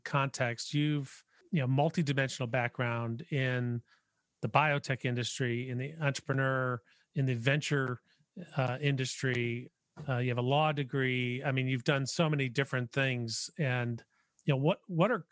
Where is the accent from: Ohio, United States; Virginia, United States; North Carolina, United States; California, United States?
Ohio, United States; Cleveland; I grew up in Cleveland and went to Case Western